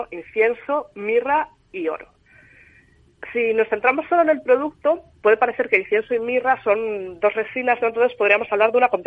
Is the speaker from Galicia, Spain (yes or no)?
yes; Galicia, Spain; Y sé que me estoy coronando un poco como gallega, pero depende.